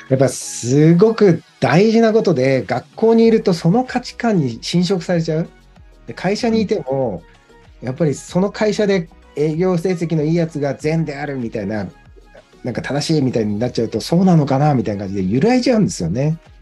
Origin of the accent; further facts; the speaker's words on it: Sendai, Miyagi, Japan; moved away as an adult; 僕が仙台にいた頃、まあ、二浪してたんで二十歳ぐらいまでは、地元